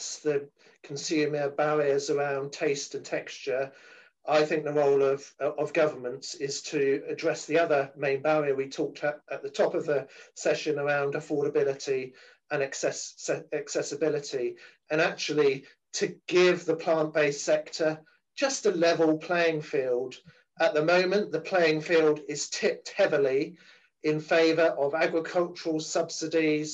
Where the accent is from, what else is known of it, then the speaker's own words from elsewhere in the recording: United Kingdom; I come from Europe. We've just got out of Europe in terms of Brexit.